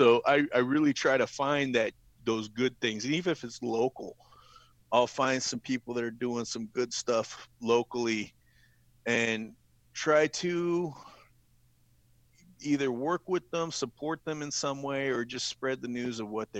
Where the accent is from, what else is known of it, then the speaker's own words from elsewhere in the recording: Ohio, United States; also born or lived in Philippines; I grew up in Ohio